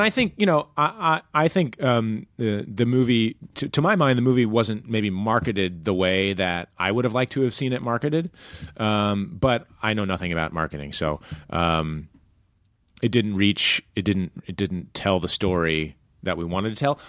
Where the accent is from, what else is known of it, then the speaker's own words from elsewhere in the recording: Iowa, United States; moved away; growing up in Iowa